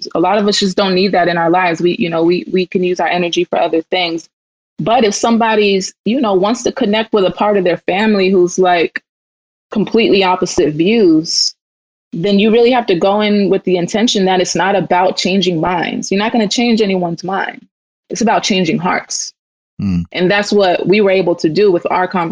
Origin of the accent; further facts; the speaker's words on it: Mississippi, United States; I'm from Mississippi